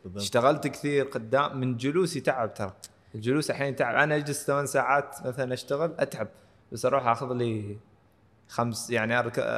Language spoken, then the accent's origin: Arabic; Oman; من هنا عندنا في عمان